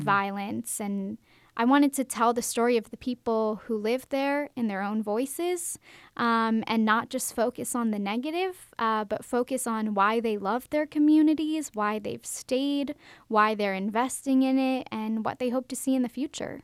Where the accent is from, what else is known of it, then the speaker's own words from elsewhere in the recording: Baltimore, Maryland, United States; moved away as an adult; now in Macon, United States; I'm from Baltimore, Maryland